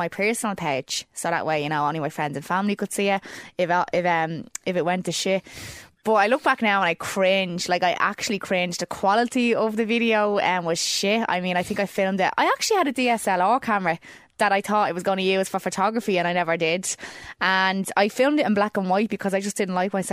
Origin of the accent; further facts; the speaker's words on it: Dublin, Leinster, Ireland; I grew up in Clondalkin in a place called Neilstown, and I grew up there all my life.